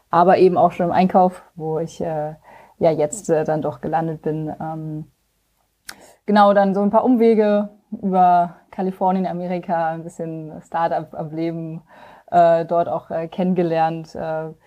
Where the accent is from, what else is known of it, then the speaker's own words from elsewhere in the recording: Rhineland-Palatinate, Germany; now in Berlin, Germany; ich komme eigentlich ganz aus dem Westen von Deutschland, so Grenze Luxemburg-Belgien und äh, bin schon seit einigen Jahren jetzt in Berlin.